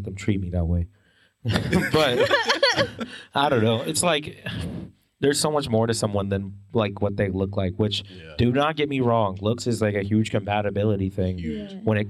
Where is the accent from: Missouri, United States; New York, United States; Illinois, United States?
Missouri, United States; Kansas City; I was born in Kansas City.